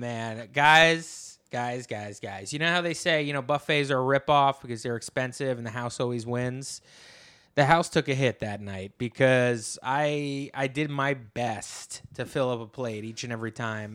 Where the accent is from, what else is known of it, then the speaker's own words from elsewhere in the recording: New Jersey, United States; now in New York City, United States; I come from Jersey, you know, and now I live in New York City